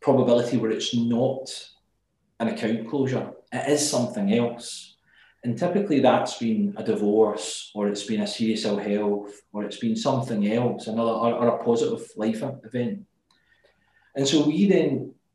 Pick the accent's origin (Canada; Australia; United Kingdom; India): United Kingdom; Glasgow, Scotland; as you can tell by my accent, I'm from Glasgow